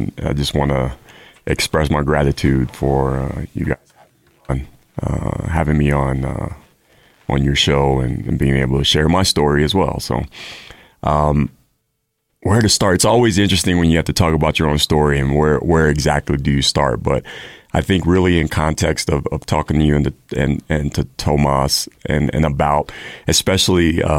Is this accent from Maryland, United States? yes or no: yes; Maryland, United States; also born or lived in El Paso, Texas; I grew up, as you mentioned, I grew up in Maryland. I'm a Air Force brat. So my father, we lived in several places in the country growing up. I was adopted. I was born in Texas, El Paso, Texas.